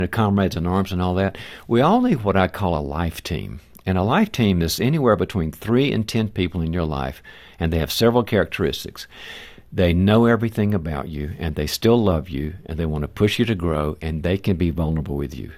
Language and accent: English; the South, United States; moved away; I'm originally from the South